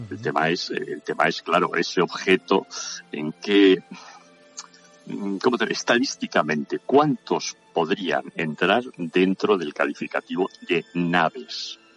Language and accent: Spanish; Navarre, Spain; moved away; also born or lived in Extremadura / Madrid / Basque Country; mi tierra de origen, mi tierra de origen, Navarra, célebre eh, por sus Sanfermines